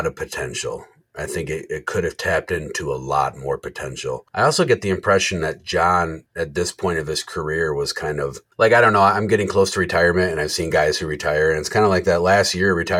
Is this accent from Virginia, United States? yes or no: no; Jackson, Michigan, United States; I grew up in Jackson, Michigan. I'm 20 minutes south of Jackson, Michigan.